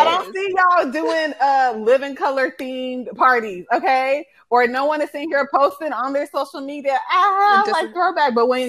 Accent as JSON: {"language": "English", "country": "Nigeria", "said": "I'm Nigerian."}